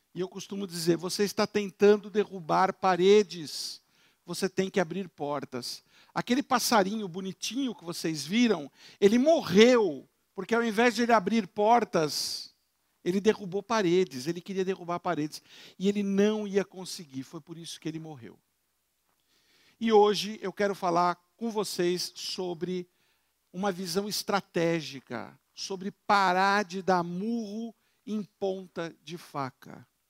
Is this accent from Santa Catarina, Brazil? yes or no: no; São Paulo, Brazil; Eu moro, eu sou de São Paulo, eu tenho uma casa na montanha, em Campos do Jordão.